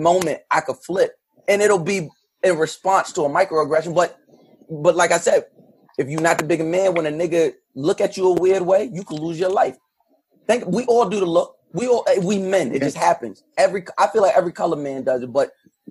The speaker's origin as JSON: {"language": "English", "country": "United States", "tie": "born or raised there", "said": "being a black boy or child and growing up in America with the experience we have"}